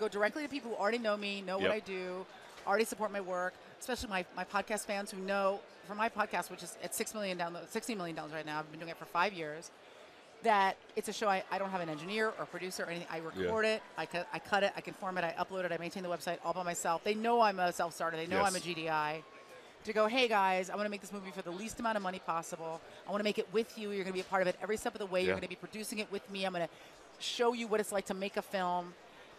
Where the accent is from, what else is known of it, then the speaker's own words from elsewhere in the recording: San Francisco, California, United States; moved away as an adult; now in Los Angeles, United States; I'm born and raised in San Francisco